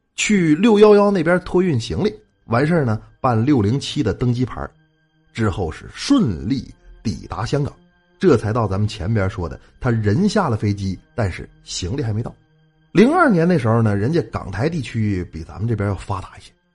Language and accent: Chinese; Northeast China, China; 我们东北人讲话了